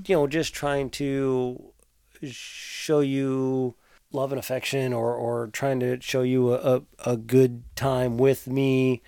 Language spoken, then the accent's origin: English; Tappahannock, Virginia, United States; I grew up in Tappahannock